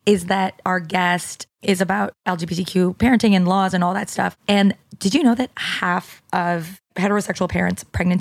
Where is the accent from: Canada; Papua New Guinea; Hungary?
Canada; moved away as an adult; now in United States; once I moved to America, because I'm Canadian and in Canada, there's a lot more of a social safety net.